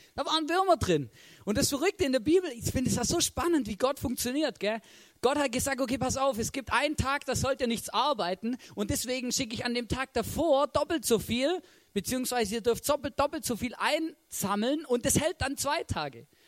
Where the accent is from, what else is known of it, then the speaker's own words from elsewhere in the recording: Swabia, Germany; ich bin ein Schwabe